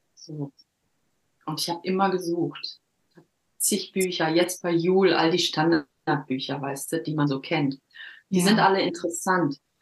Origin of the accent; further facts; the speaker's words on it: Herne, North Rhine-Westphalia, Germany; moved away as an adult; also born or lived in Cologne / Düsseldorf; now in Norway; Ich bin 1976 geboren worden in Herne im Ruhrpott. Und ähm, da bin ich auch die ersten 19, 20 Jahre groß geworden